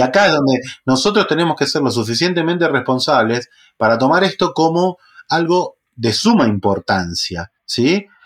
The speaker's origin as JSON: {"language": "Spanish", "town": "La Matanza", "region": "Buenos Aires Province", "country": "Argentina", "tie": "born or raised there", "said": "criado en, un barrio de La Matanza, con urbano bonaerense argentino"}